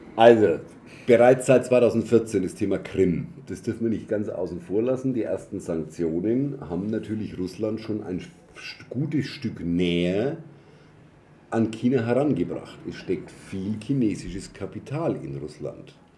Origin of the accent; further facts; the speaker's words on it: Germany; als Deutsche